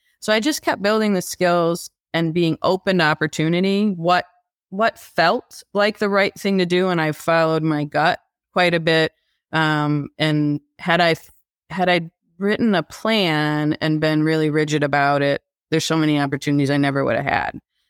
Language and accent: English; Midwest, United States; Ultimately, I know I'm a Midwesterner.